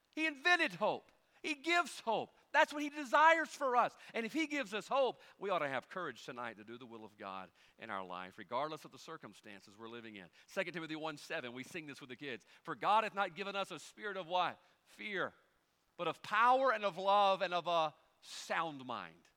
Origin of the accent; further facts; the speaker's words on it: United States; We as Americans